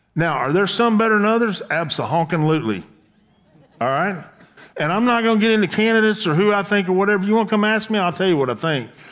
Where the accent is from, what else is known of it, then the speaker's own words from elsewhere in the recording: the South, United States; I was born in the South